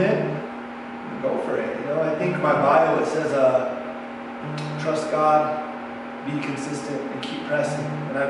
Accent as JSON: {"language": "English", "town": "Pecos", "region": "New Mexico", "country": "United States", "tie": "born or raised there", "also_born_or_lived": "Santa Fe, New Mexico", "said": "I was born in Santa Fe, and my mom would work two jobs, so it got kind of hard on her to raise me full time and to work as much as she was. So she sent me to my grandparents in Pecos to go to school, to live with them."}